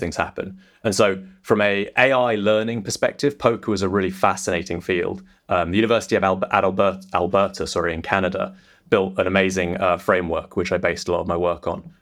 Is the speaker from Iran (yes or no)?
no; England, United Kingdom; also born or lived in London; as you might be able to tell by my accent, I'm not. I'm not an American. I'm uh, I'm English. I'm based out of London